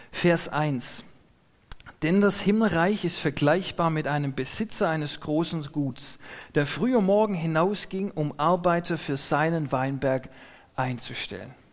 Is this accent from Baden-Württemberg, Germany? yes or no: yes; Neubulach, Baden-Württemberg, Germany; wo ich herkomme aus Neubulach, da gibt es ein, ein Gasthaus, Mönchswasen heißt es.